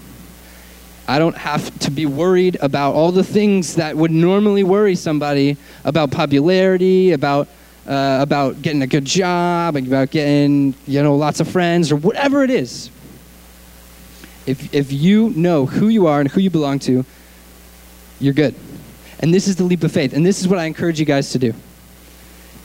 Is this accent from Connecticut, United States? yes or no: yes; Connecticut, United States; moved away as an adult; also born or lived in Arkansas; now in Southern California, United States; I grew up in Connecticut, on the East Coast, like next to New York City.